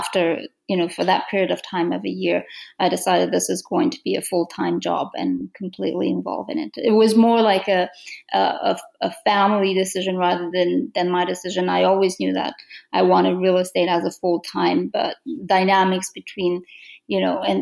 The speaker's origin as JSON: {"language": "English", "country": "Romania", "second_language": "English", "moved": "as an adult", "lives_now": "Toronto, Canada", "said": "I'm from Romania. I immigrated to Canada"}